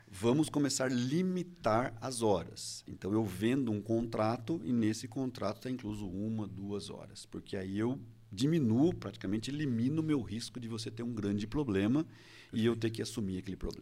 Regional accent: Indaiatuba, São Paulo, Brazil; eu sou de Indaiatuba

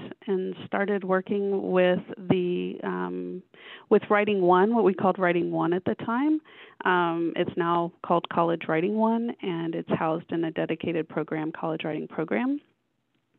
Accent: Houston, Texas, United States; moved away as an adult; also born or lived in Phoenix, Arizona; I grew up in Houston, Texas

